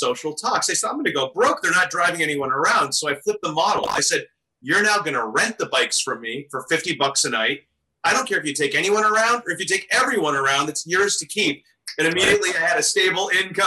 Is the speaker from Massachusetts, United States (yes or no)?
no; Maine, United States; also born or lived in Minneapolis, Minnesota; I'm born in Minnesota, raised in Maine, and really just been a seacoast guy at heart